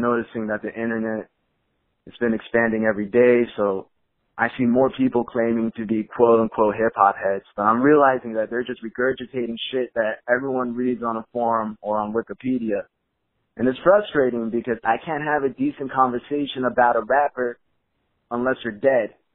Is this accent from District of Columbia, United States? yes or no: no; Los Angeles, California, United States; I'm born and raised in L